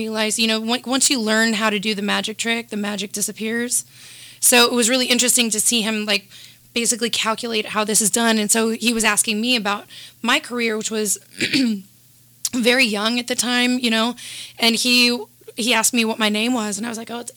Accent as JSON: {"language": "English", "town": "Kansas City", "region": "Missouri", "country": "United States", "said": "I'm from the heart of the United States, Kansas City."}